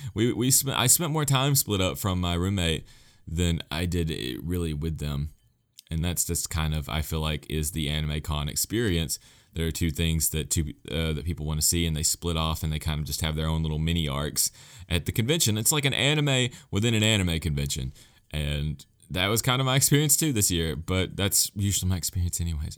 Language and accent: English; United States; as an American fan